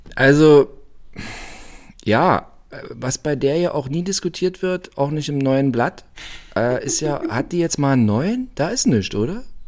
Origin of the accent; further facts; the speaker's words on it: Brandenburg, Germany; ich bin aus Brandenburg und also bei uns ist der Zuckerberg ein Zuckerberg